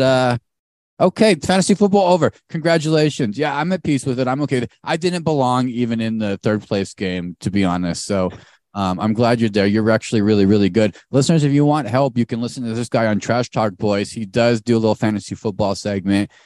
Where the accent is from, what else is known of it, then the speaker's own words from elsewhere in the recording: Arizona, United States; we grew up in Arizona